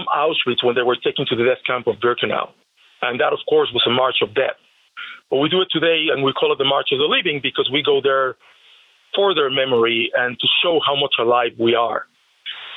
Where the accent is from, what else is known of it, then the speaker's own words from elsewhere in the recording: Mexico City, Mexico; now in Las Vegas, United States; I was born in Mexico City